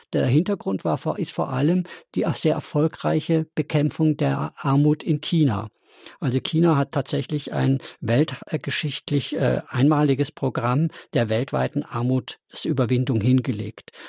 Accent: Black Forest, Baden-Württemberg, Germany; Ich komme gebürtig auch aus dem Schwarzwald

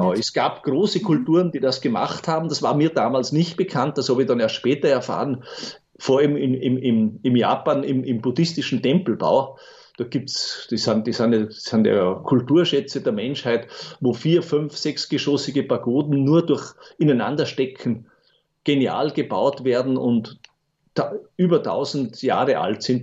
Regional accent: Bruck an der Großglocknerstraße, Salzburg, Austria; eine Kindheit in Bruck an der Glocknerstraße verbracht

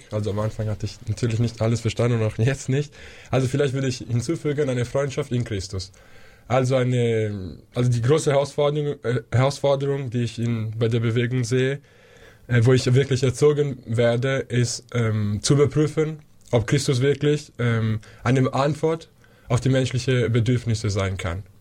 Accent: Switzerland; now in Munich, Germany; Grüß Gott. Ich freue mich sehr, hier zu sein. Ich komme aus der Schweiz und studiere äh, Philosophie hier an der LMU in München seit vier Jahren.

